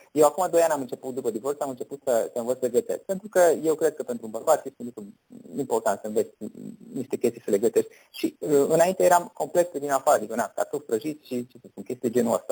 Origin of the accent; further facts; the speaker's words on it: Romania; noi suntem români